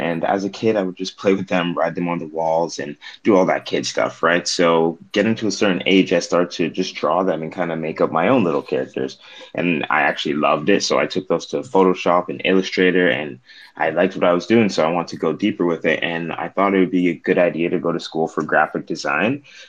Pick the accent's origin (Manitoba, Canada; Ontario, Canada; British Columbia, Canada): British Columbia, Canada; I'm from British Columbia, Canada.